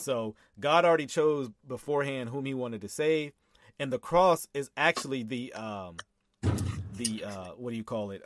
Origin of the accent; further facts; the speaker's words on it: Texas, United States; I'm from Texas